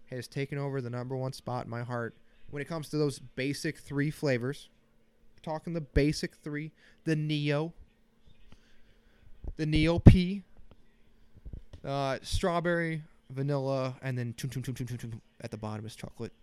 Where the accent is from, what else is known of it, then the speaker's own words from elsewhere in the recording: Bettendorf, Iowa, United States; moved away; Bettendorf, Iowa.